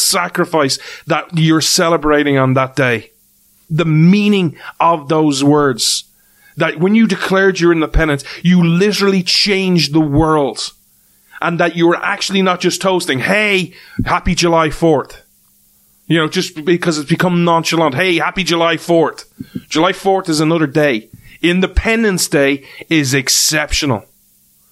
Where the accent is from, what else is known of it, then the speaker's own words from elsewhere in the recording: Ireland; as an Irishman, as an outsider